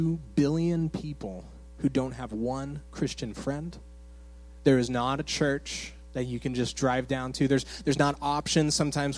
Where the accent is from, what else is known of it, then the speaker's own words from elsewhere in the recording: Phoenix, Arizona, United States; moved away as an adult; also born or lived in Michigan; I'm from Phoenix, Arizona, originally. And so I was raised in the church